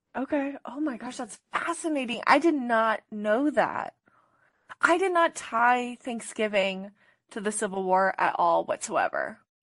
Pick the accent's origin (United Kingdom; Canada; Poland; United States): United States; California; as a California kid